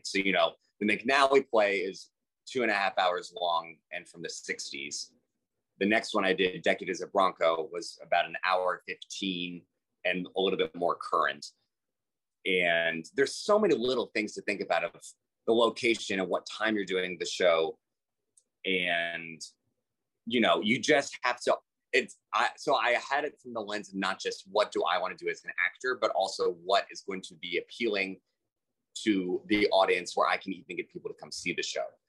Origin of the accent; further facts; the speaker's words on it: Houston, Texas, United States; also born or lived in New York; I'm from Houston, Texas